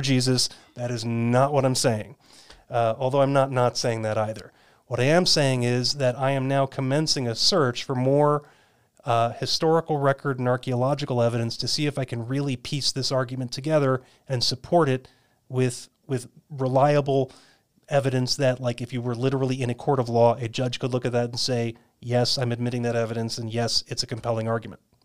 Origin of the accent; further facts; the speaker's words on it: just outside New York City, United States; also born or lived in California / North Carolina / Raleigh, North Carolina; now in Arizona, United States; born and raised in New York, just outside of New York City